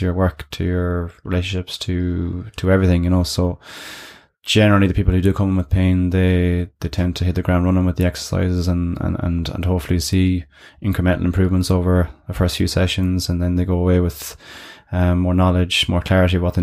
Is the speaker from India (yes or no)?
no; Ireland; how we are as an Irish nation